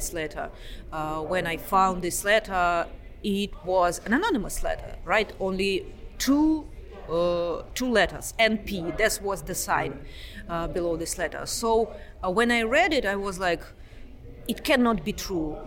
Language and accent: English; Moscow, Russia; moved away as an adult; also born or lived in Oxford, United Kingdom; now in Pittsburgh, United States; I'm originally from Moscow.